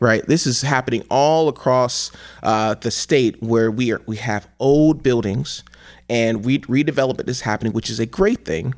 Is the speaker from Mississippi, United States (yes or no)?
no; Cleveland, Ohio, United States; as a young person growing up in Cleveland, Ohio